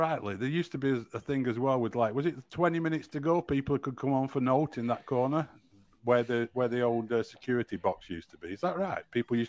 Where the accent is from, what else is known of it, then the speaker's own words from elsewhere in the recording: Nelson, North West England, United Kingdom; moved away as an adult; now in United States; I'm a sports journalist. I'm from Nelson